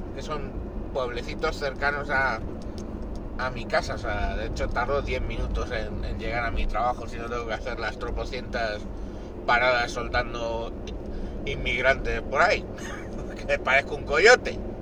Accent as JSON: {"language": "Spanish", "country": "Spain", "said": "En mi casa somos español, ecuatoriana mi mujer"}